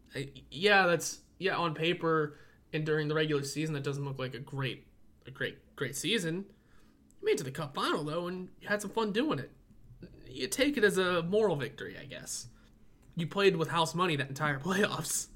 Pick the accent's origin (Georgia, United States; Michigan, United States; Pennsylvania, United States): Pennsylvania, United States; Pittsburgh; I'm from Pittsburgh and I say soda